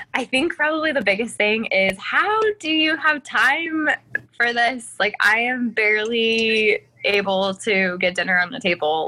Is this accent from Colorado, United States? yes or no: yes; Colorado, United States; moved away as an adult; now in South Carolina, United States; I was born in Colorado and born and raised, never had left